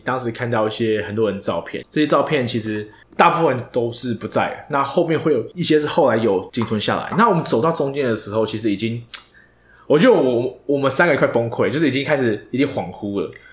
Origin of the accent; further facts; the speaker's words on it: Taiwan; 身为一个台湾人